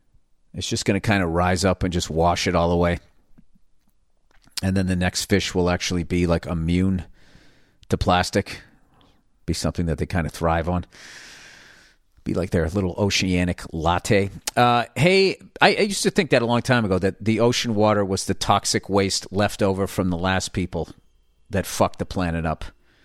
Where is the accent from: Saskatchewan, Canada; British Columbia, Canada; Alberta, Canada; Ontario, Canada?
Saskatchewan, Canada; I'm from Saskatchewan, Canada.